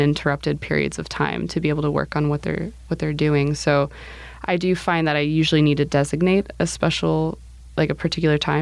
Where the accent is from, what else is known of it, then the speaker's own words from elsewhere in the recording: United States; also born or lived in Romania; I'd grown up in the States my whole life